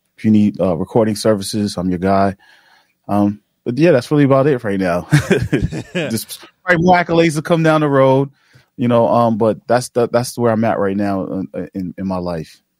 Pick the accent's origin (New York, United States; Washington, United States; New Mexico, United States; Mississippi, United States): New York, United States; New York City; growing up in Queens and in, in South, you know, Jamaica, Queens